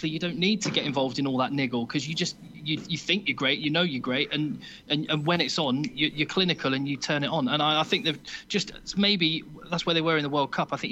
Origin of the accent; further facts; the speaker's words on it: Australia; as an Aussie, what Eddie Jones has done is actually created a really English identity